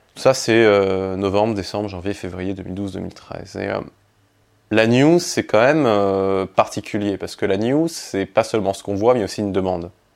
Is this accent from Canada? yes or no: no; Nîmes, Occitania, France; moved away as an adult; also born or lived in Egypt; now in Paris, France; j'ai grandi en fait entre, entre l'Égypte et la France. J'ai été élevé par mon père en Égypte et mes grands-parents en France qui eux étaient dans le Gard à côté de Nîmes. D'ailleurs je suis né à Nîmes.